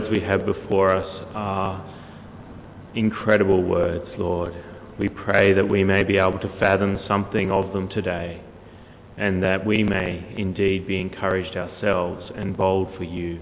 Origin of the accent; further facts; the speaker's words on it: Queensland, Australia; I was born in Queensland, and I was born in this little country hospital in the middle